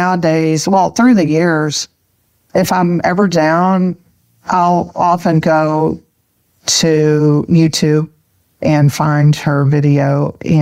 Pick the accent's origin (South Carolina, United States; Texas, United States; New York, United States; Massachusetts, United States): Texas, United States; accent: Texas; now in Houston, United States; calling from Houston. And I'm sure you'll pick up on my Texas accent pretty easily